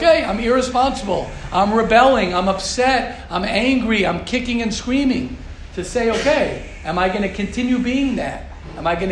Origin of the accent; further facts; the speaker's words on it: United States; I grew up, I'm as American as they come